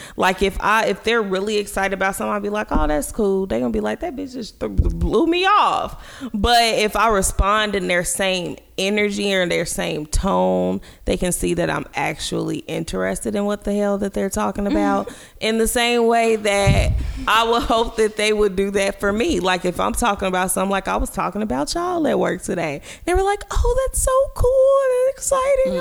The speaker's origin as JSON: {"language": "English", "town": "Gary", "region": "Indiana", "country": "United States", "said": "Although I was from Gary, I didn't necessarily act like specific Gary folks"}